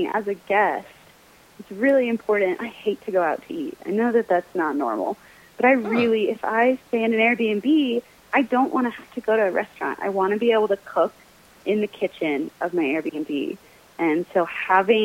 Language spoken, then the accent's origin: English; Alabama, United States; moved away; I grew up in Alabama, but I did not grow up eating grits